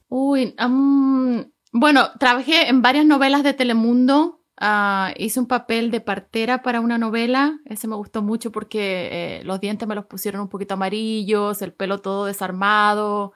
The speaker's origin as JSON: {"language": "Spanish", "country": "Chile", "moved": "as an adult", "lives_now": "Miami, United States", "said": "el chileno en vez de decir no me hueves, uno dice, no me güey"}